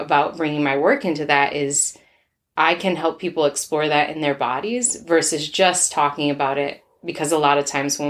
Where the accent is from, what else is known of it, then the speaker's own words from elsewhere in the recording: Minnesota, United States; I am from Minnesota.